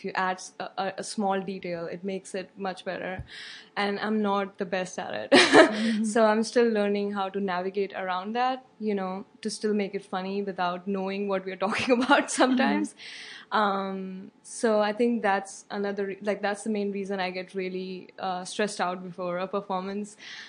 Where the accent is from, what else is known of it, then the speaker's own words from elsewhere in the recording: India; moved away as an adult; now in Chicago, United States; I'm from India. Okay. Yeah. Cool. I was born and brought up there. I came here for my master's in chemical engineering.